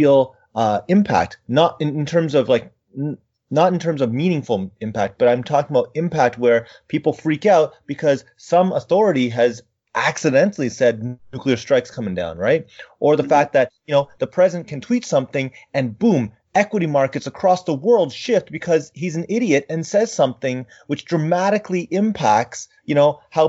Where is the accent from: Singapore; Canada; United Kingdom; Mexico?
Canada; I'm too Canadian